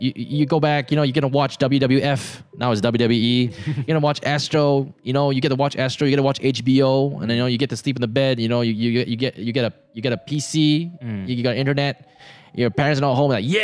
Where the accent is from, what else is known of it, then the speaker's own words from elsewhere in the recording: Subang Jaya, Selangor, Malaysia; I grew up in Subang